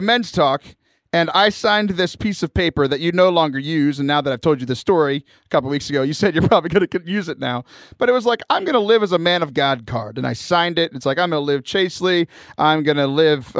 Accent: Houston, Texas, United States; I grew up in the Houston area, south of Houston

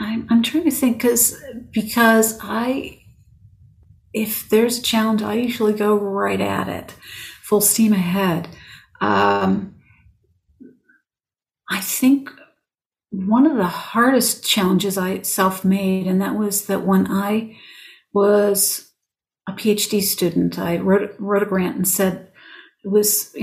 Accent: Western Pennsylvania, United States; I grew up in Western Pennsylvania

